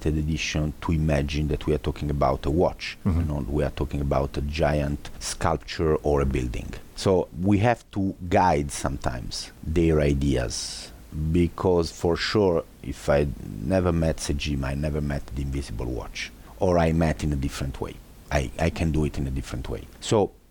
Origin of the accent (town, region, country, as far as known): Italy